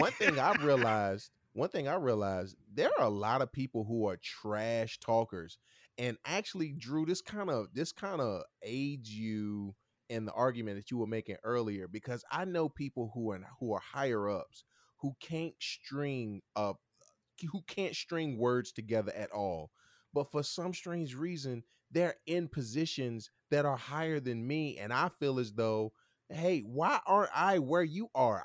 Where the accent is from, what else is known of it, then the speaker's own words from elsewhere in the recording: Martinsville, United States; I'm from Martinsville too